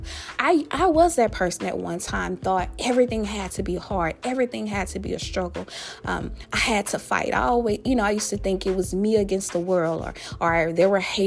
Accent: Louisiana, United States; my home state, that boot state of Louisiana

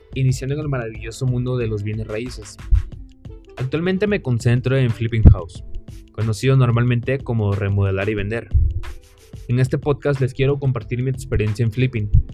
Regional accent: Villahermosa, Tabasco, Mexico; mexicano, nacido en Villahermosa, Tabasco

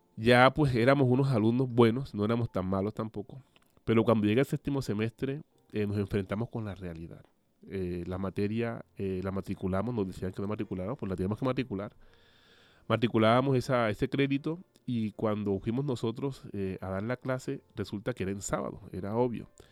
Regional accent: Cartagena, Bolívar, Colombia; moved away as an adult; now in Bilbao, Spain; soy de Colombia, específicamente de la ciudad Cartagena de Indias, una ciudad pues costera

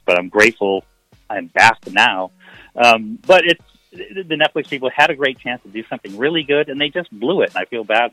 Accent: Portland, Maine, United States; I was born in Portland, Maine

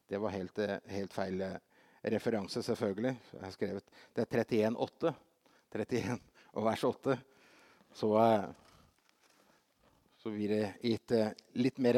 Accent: Brazil; I, eh, for, altså, Brasil, som barn i Brasil så hadde vi, hadde vi besøk av en, eh, en, som var en ny misjonær.

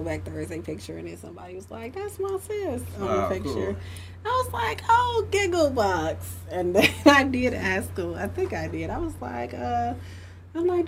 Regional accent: Chicago, Illinois, United States; I grew up in Humble Park. Like, so I grew up in Humble Park, Logan Square

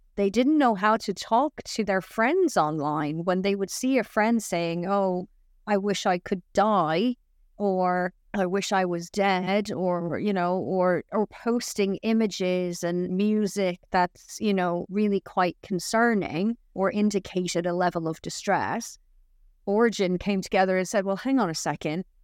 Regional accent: Dublin, Leinster, Ireland; also born or lived in Florida / Wales; now in England; I'm originally from Dublin, so it's not that big of a leap for me to move from Florida to Wales.

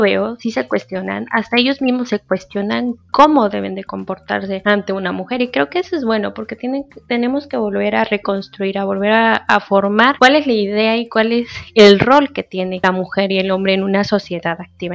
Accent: Mexico; lo que somos los mexicanos

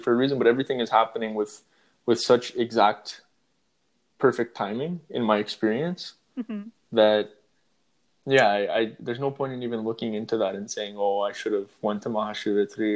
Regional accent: Toronto, Ontario, Canada; Toronto, which is my home city, Toronto

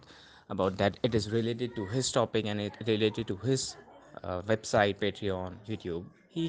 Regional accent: India; I'm from India

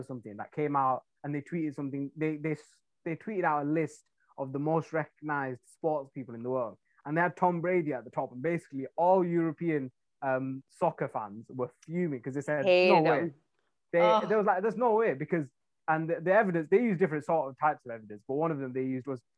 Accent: a town near Manchester, North West England, United Kingdom; now in London, United Kingdom; I'm from England. I'm from a town near Manchester, which is like completely different

